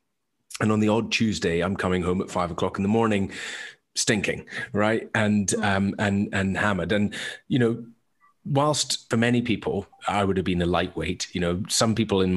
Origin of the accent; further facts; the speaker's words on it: Isle of Mull, west coast of Scotland, United Kingdom; I was originally from the Isle of Mull, west coast of Scotland, synonymous with drinking culture